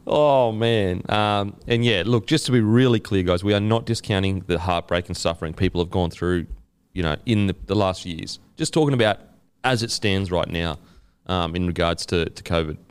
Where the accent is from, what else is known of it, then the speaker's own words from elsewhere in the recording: Queensland, Australia; as a Queenslander